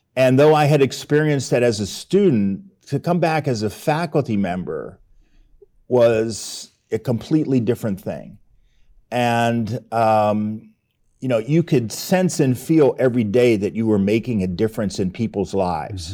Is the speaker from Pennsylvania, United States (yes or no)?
yes; Pittsburgh, Pennsylvania, United States; moved away as an adult; in Pittsburgh, that's my hometown